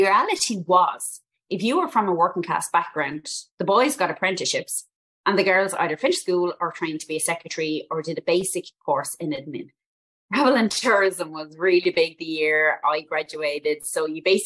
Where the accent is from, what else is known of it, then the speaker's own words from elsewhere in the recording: Dublin, Leinster, Ireland; I'm from Dublin originally, and I'm a Northsider Dub